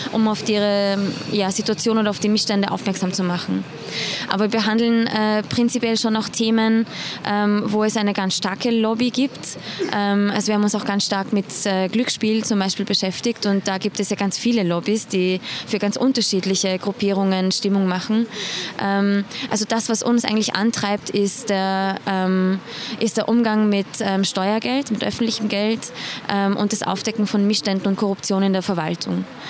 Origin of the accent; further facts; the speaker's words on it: Iran; moved away; ich bin gebürtige Iranerin, also ich kann Farsi